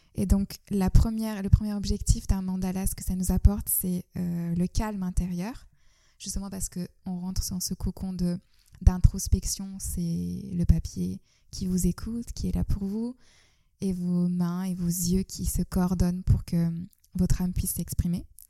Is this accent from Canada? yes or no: no; Istanbul, Turkey; now in France; je suis née en Turquie, j'ai grandi à Istanbul